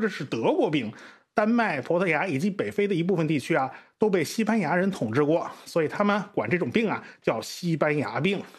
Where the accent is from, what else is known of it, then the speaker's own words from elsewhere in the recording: China; 还是我们中国人率先放弃了开地图炮的这种命名模式。